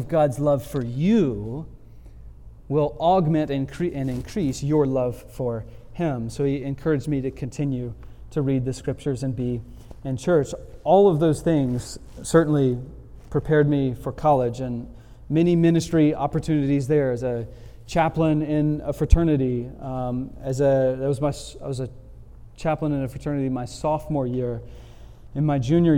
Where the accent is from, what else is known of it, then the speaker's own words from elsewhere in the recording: Montgomery, Alabama, United States; took a job back in my hometown, Montgomery, Alabama